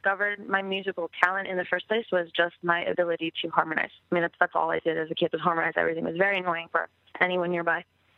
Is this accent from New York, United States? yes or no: yes; Bayport, New York, United States; also born or lived in England; I am from Long Island, yes.